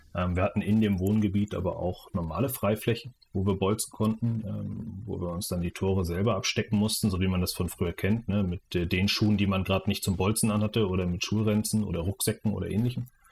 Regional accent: Schwerin, Mecklenburg-Vorpommern, Germany; also born or lived in Preetz, Schleswig-Holstein; ich komme ursprünglich aus der Nähe von Kiel, aus Preetz und bin aber in, in Mecklenburg-Vorpommern aufgewachsen und äh, hier in Mecklenburg-Vorpommern in Schwerin

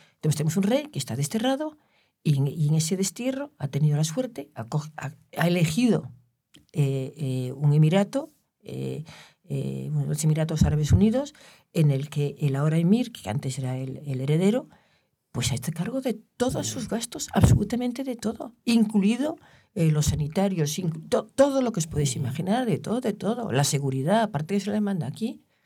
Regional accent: Galicia, Spain; yo soy gallega

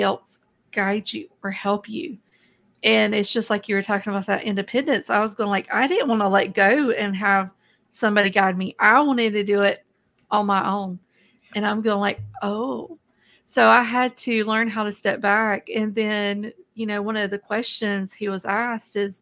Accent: the South, United States; I was raised in the South in the United States

